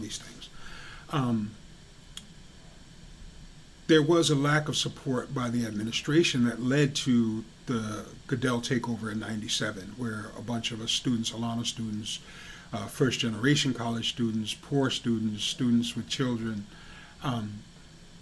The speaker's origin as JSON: {"language": "English", "region": "New York", "country": "United States", "tie": "born or raised there", "moved": "as an adult", "lives_now": "Hadley, Massachusetts, United States", "said": "I grew up in New York, the city is only like 15, 20 minutes away."}